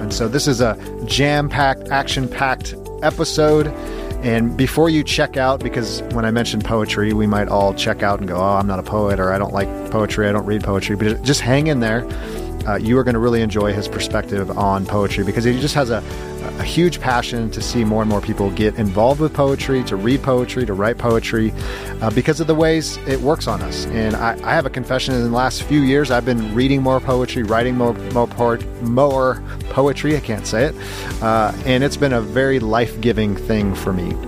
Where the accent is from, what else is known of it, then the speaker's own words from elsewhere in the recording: Los Angeles, California, United States; now in Kansas City, United States; I live in the Midwest now in, in Kansas City, but, um, I'm originally from the West Coast. I'm from Los Angeles